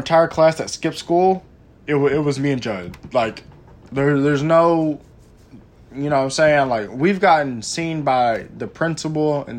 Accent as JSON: {"language": "English", "region": "Texas", "country": "United States", "said": "I'm from Texas"}